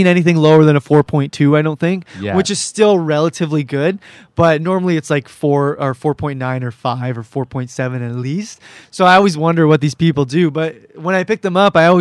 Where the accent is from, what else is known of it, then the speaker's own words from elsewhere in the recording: Cambridge, Ontario, Canada; I'm from Cambridge, Ontario